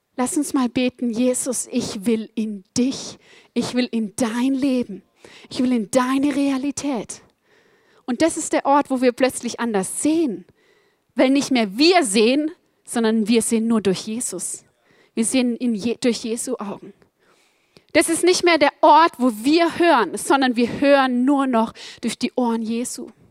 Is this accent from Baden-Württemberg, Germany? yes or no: yes; Black Forest, Baden-Württemberg, Germany; Ich bin aufgewachsen im Schwarzwald, im Südwesten Deutschlands auf über 1000 Meter